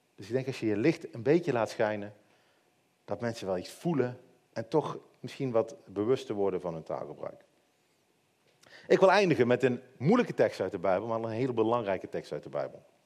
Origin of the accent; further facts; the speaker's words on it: Netherlands; als Hollanders